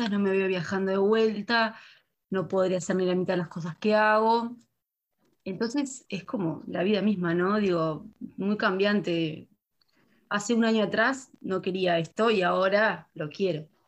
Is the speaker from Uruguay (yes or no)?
yes; Canelones, Uruguay; en mi caso, yo soy de Canelones